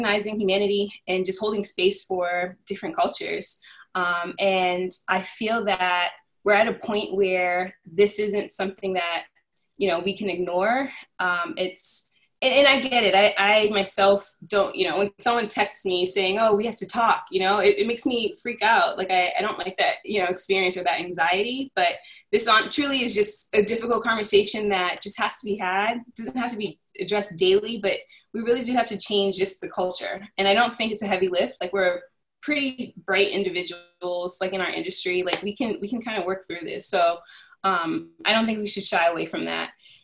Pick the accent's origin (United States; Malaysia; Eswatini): United States; Cambridge, Massachusetts; I'm originally from Cambridge, Massachusetts, and always lived in the city